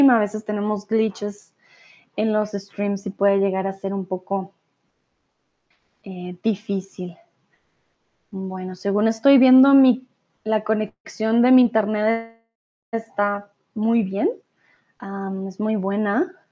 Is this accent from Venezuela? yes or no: no; Bogotá, Colombia; Aquellos que ya me siguen ya por algún tiempo ya saben que yo no soy de Medellín, por eso mi acento es más neutral. Yo soy de Bogotá recuerden